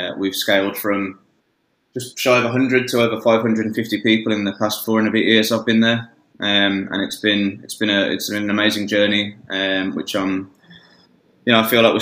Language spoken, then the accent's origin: English; Birmingham, West Midlands, United Kingdom; moved away as an adult; now in Australia; we're both from Birmingham originally. I've been over here in Australia for almost 10 years now